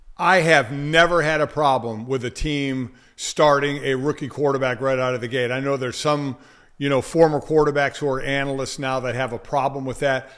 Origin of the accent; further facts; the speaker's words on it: Cleveland, Ohio, United States; I'm from Cleveland